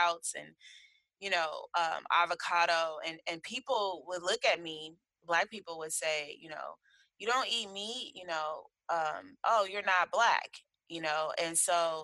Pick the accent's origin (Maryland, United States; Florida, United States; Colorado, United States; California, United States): California, United States; Berkeley; I was raised in Berkeley back in the day